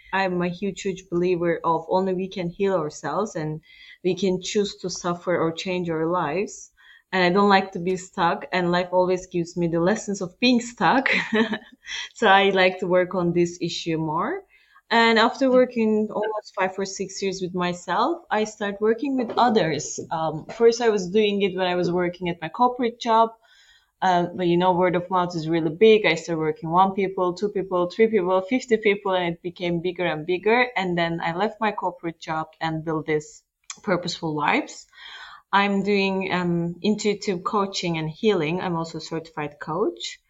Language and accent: English; Turkey; now in Luxembourg; I am originally Turkish, actually. I'm from Turkey